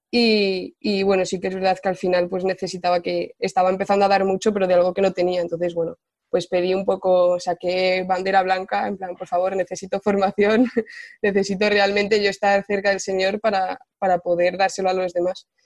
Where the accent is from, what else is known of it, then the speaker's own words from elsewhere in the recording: Ciudad Real, Castilla-La Mancha, Spain; moved away as an adult; now in Valencia, Spain; vivo en Ciudad, o vivo en Valencia ya eh, ocho años, pero bueno, soy de Ciudad Real.